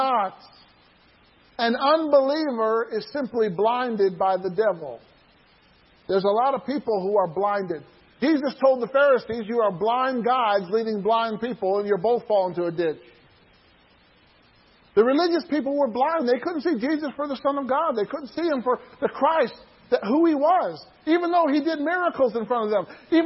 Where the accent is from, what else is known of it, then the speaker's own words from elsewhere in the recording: Atlanta, Georgia, United States; my hometown in Atlanta, Georgia